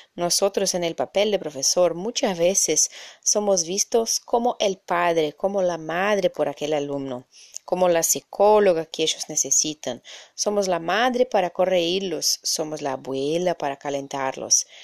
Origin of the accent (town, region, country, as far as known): Brazil